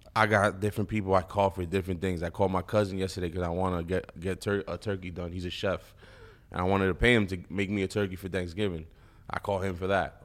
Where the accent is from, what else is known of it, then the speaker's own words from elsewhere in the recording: East Coast, United States; I'm from the East Coast.